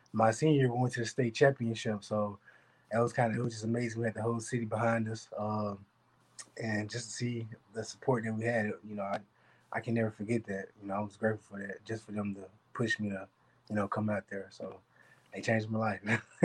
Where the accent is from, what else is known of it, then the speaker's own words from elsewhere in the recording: Little Rock, Arkansas, United States; growing up in Arkansas, you know, in Little Rock, it's kind of a rough environment